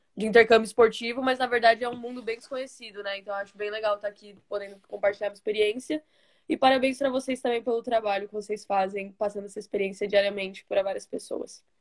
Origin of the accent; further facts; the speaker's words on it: Osasco, São Paulo, Brazil; now in United States; eu sou de São Paulo, nasci em São Paulo. Eu mo é, morava, né, no caso, em Osasco. Sempre morei bem na divisa de São Paulo-Osasco